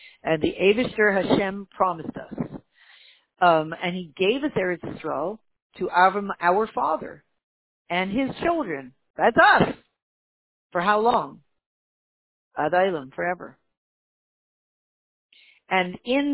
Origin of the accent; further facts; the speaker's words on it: Canada; I was born in Canada